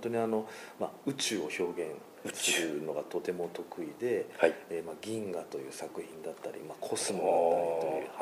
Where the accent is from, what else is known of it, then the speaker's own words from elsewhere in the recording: Kure, Hiroshima, Japan; moved away as an adult; also born or lived in Kanto; now in Okinawa, Japan; 広島生まれて、えーまあ、仕事は関東の方にいたんですけれども